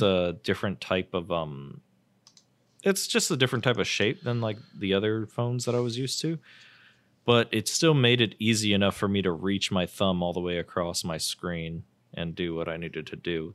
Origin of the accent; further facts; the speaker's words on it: United States; I'm American